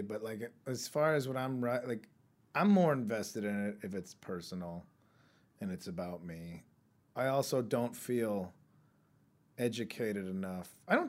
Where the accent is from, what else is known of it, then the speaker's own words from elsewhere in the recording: United States; And I'm American